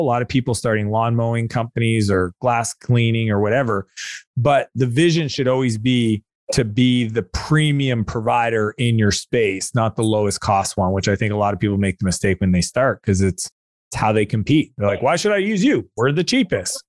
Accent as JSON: {"language": "English", "country": "Canada", "said": "I'm Canadian"}